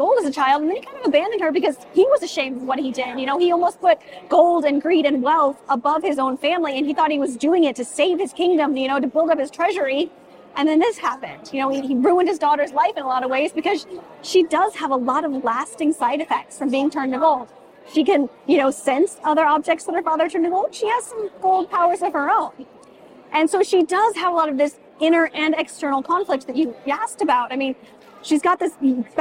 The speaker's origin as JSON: {"language": "English", "town": "Indianapolis", "region": "Indiana", "country": "United States", "tie": "born or raised there", "said": "I was born and raised in Indianapolis, lived here my whole life"}